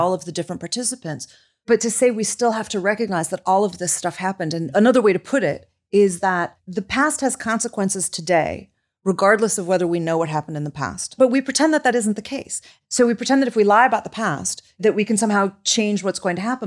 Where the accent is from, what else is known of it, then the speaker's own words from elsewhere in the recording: Chicago, Illinois, United States; I come from Chicago